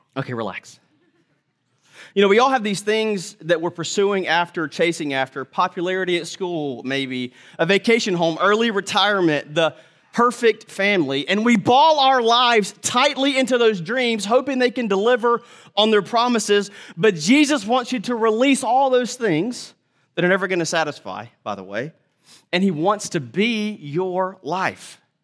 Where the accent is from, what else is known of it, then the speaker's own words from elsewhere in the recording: United States; as modern American people